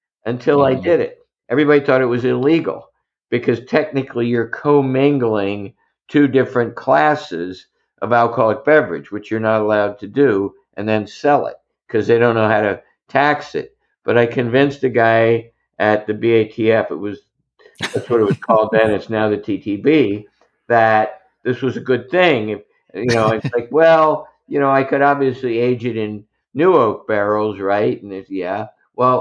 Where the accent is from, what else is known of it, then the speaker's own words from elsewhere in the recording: Southern Ohio, United States; moved away; I grew up in Southern Ohio